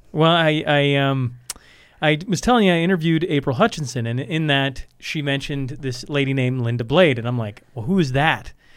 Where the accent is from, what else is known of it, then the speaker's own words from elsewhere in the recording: Canada; as a Canadian